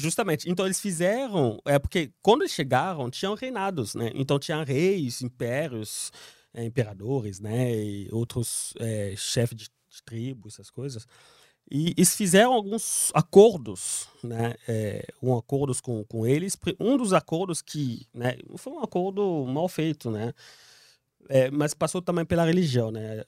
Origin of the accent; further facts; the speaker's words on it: Kinshasa, DR Congo; Portuguese is a second language; moved away as an adult; now in São Paulo, Brazil; Kinshasa, a cidade onde eu nasci também